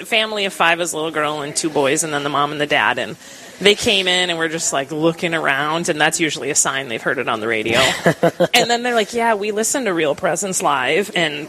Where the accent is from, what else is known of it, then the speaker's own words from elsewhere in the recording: Rochester, United States; I wrote that I was from Rochester.